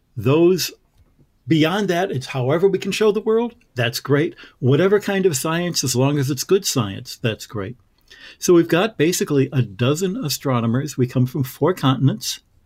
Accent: Michigan, United States; moved away; all of the stars that I grew up with in Michigan

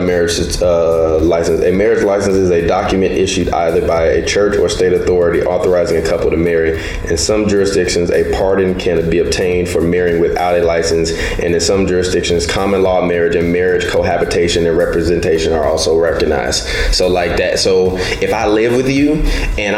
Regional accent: Chicago, Illinois, United States; I'm from Chicago

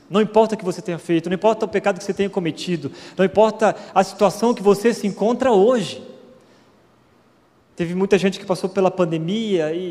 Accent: Florianópolis, Santa Catarina, Brazil; moved away as an adult; also born or lived in Curitiba; fui para o seminário, para a faculdade teológica, saí de Florianópolis, fui para Curitiba.

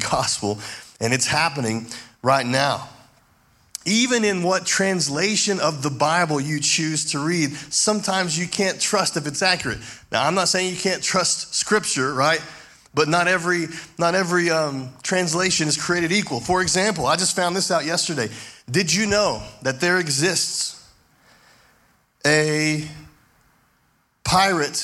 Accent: Levelland, Texas, United States; I grew up in Levelland, Texas

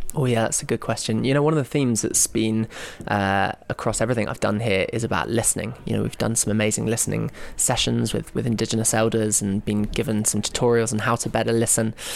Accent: London, United Kingdom; I'm from London, England

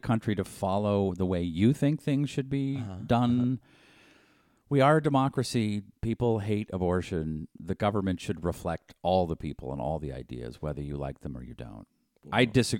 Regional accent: East Coast, United States; They seem to happen all the time where I grew up in the East Coast.

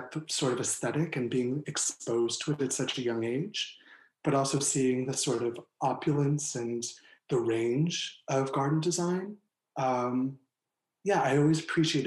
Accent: Chadds Ford, Pennsylvania, United States; moved away; also born or lived in California / South Carolina; I was born in Chatsford, Pennsylvania.

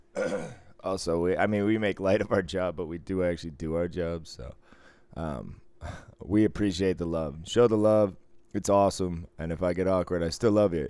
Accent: Boston, Massachusetts, United States

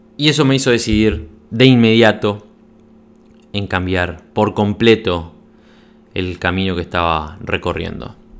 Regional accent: Uruguay; moved away; yo nací en Uruguay en 1979, soy uruguayo, de pura cepa, viví toda mi adolescencia, mi infancia y mi adolescencia en Uruguay

